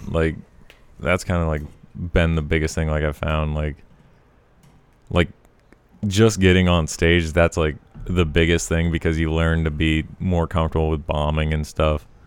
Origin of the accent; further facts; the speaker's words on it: Colorado, Montana, United States; moved away as an adult; also born or lived in Missoula; I was born in Colorado